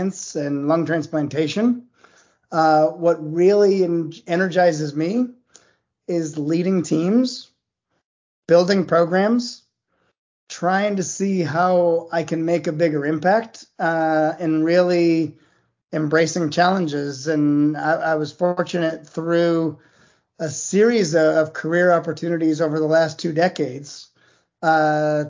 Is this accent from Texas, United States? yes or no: no; Cleveland, Ohio, United States; moved away as an adult; also born or lived in Durham, North Carolina / New Haven, Connecticut; now in Charleston, United States; I grew up in Cleveland, Ohio